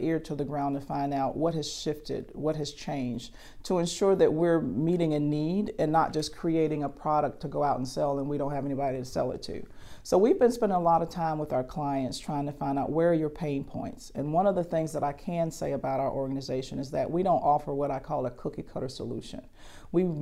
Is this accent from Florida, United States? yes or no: no; Columbia, South Carolina, United States; born or raised there